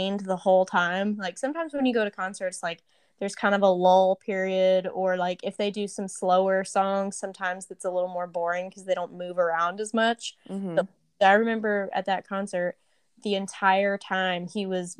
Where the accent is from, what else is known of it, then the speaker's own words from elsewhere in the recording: Tennessee, United States; we're both from Tennessee.